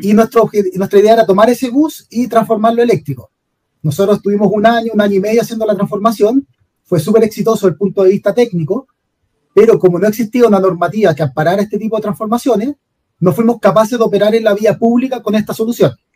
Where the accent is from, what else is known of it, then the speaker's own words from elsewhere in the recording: Santiago, Santiago Metropolitan Region, Chile; also born or lived in Rancagua; yo y Ricardo somos de Santiago